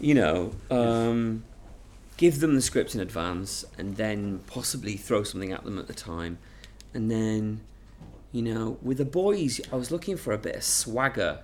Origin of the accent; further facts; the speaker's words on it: Manchester, North West England, United Kingdom; I'm from Manchester, there's a kind of northern